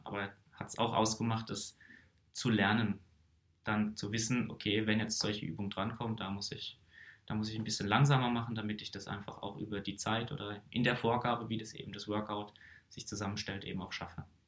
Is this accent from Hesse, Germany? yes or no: no; Karlsruhe, Baden-Württemberg, Germany; ich komme hier einfach aus dem Raum Karlsruhe